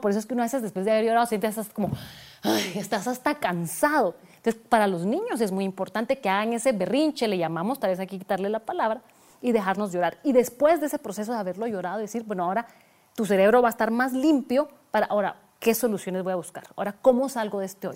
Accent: Guatemala; moved away as an adult; also born or lived in Switzerland; mudarme de Guatemala para Suiza

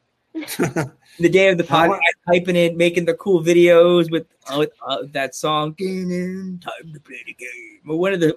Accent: New York, United States; growing up in New York, you get a chance to watch Madison Square Garden live on TV.

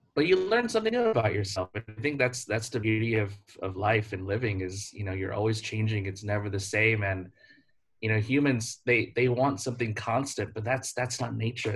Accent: United States; moved away as an adult; as an American

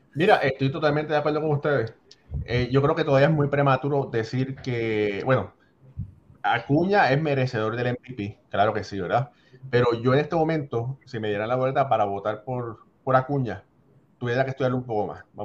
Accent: Puerto Rico; querida Puerto Rico, también mi tierra

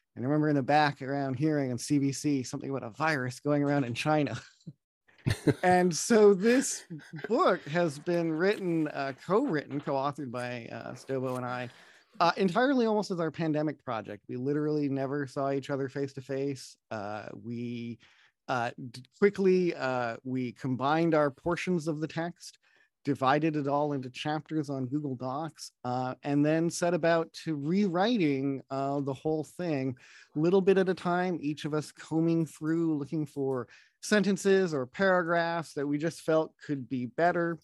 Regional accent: Opaskwayak Cree Nation, Manitoba, Canada; now in Toronto, Canada; I'm from the Beaver Clan of the Opasqueyatt Cree Nation

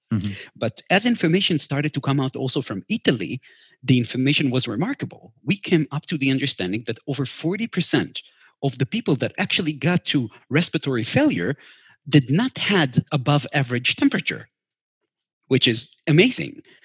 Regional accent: Israel; we're from Israel

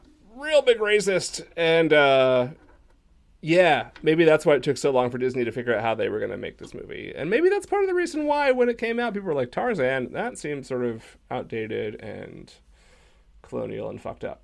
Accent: United Kingdom; I'm British, always... and I like you'd think I'd know that.

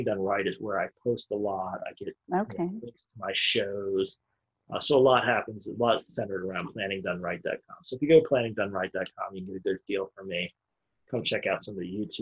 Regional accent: United States; I'm sitting here as an American citizen

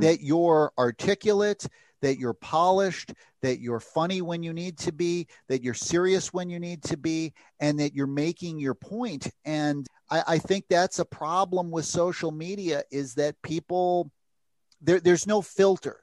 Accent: United States; I am an American freelance uh, reporter

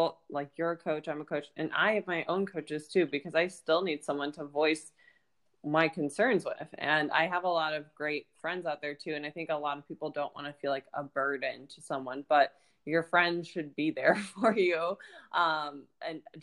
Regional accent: Ohio, United States; moved away as an adult; now in Florida, United States; I'm originally from Ohio and I moved to Florida

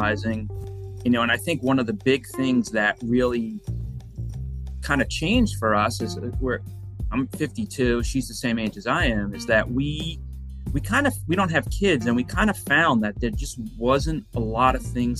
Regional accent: Long Island, New York, United States; moved away as an adult; also born or lived in Pennsylvania / Florida; now in Space Coast, Florida, United States; I grew up in New York, Long Island specifically.

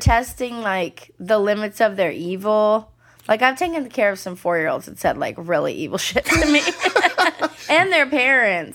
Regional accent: the Bay Area, California, United States; In the Bay

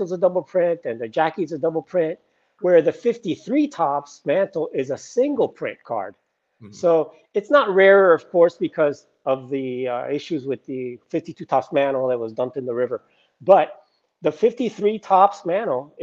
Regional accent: South Florida, United States; I'm from South Florida

